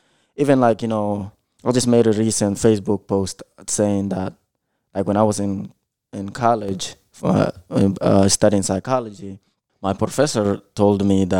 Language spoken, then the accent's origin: English; United States; It's pretty much after I seen a lot of things in growing up in the United States